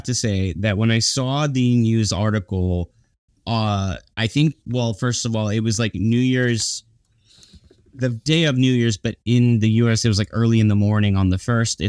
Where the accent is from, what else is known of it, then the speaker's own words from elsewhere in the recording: Dallas–Fort Worth, Texas, United States; moved away; DFW Airport turned 50, which is a big deal for me as it's my hometown airport.